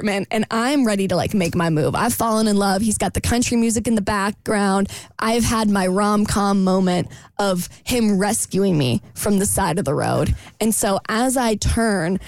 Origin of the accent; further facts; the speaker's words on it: Florida, United States; moved away; I'm from Florida.